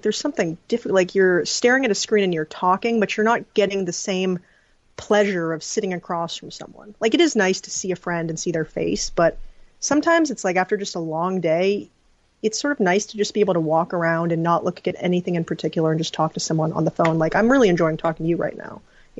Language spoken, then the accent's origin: English; Pelican Rapids, Minnesota, United States; also born or lived in South Dakota / California; Funny enough, Pelican Rapids. It's an hour out of Fargo, North Dakota. Yeah. So it's like right on the border there.